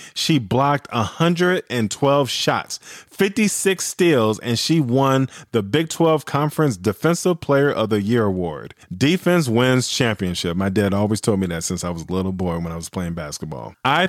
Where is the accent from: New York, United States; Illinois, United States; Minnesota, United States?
Illinois, United States; You know I'm going with the Chicago Sky. They're representing my home state.